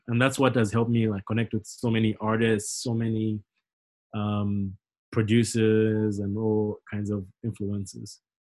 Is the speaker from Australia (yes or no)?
no; Zambia; moved away as an adult; now in United States; growing up in Zambia